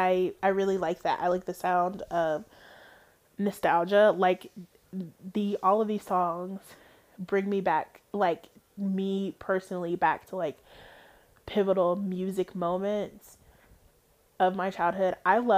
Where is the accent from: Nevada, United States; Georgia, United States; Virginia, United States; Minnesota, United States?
Georgia, United States; born there; Now, I am not from Atlanta. My mother and her sisters are technically from Atlanta. They were born in Atlanta. I was not. I was born in the North Georgia area.